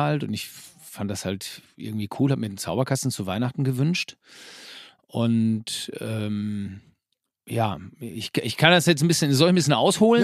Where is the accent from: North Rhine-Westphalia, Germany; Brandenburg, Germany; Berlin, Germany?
North Rhine-Westphalia, Germany; Herford; now in Bünde, Germany; derzeit leben wir in Bünde. Das ist also ganz unweit äh, von Herford. Aber wir sind gebürtige Herforder